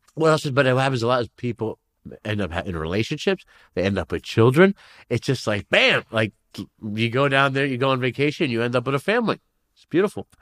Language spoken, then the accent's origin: English; New York City, New York, United States; now in Los Angeles area, United States; so I'm from New York. I'm born in Flushing, Queens originally